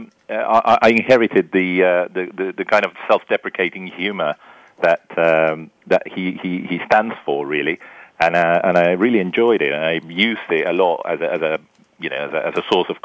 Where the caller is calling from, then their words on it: Buenos Aires, Argentina; I'm calling from Buenos Aires, Argentina, although my accent is not really from there.